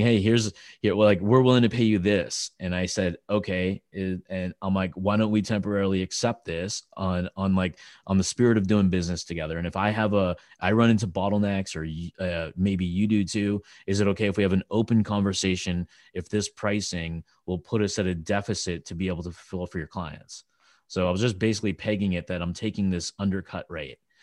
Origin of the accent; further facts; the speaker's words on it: California, United States; I'm from California